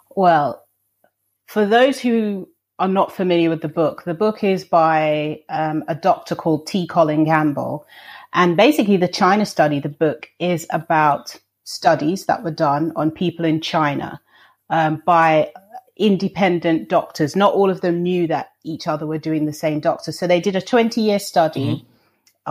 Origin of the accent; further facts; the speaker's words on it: London, United Kingdom; I'm from I was born and raised in London